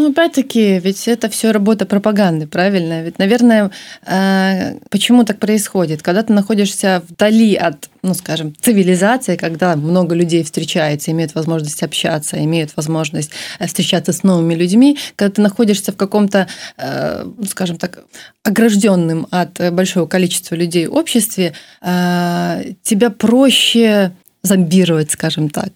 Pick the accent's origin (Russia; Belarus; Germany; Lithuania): Belarus; Я всегда говорила, что я из Беларуси. Э, у меня было четкое представление, что это моя родина, моя страна.